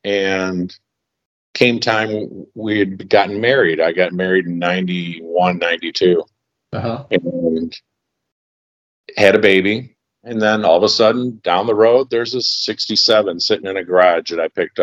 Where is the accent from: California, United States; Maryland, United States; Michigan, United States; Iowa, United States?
Michigan, United States; Detroit; we had an old Lincoln Zephyr limousine in the backyard growing up in Detroit